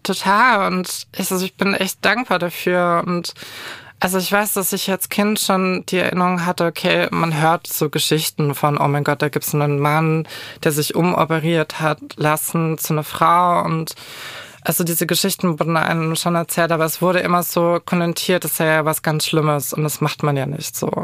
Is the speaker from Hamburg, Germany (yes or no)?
no; Kulmbach, Bavaria, Germany; moved away; komme ursprünglich aus dem kleinen, aber feinen Kulmbach. Es Wie heißt das? so Kulmbach, das ist in Oberfranken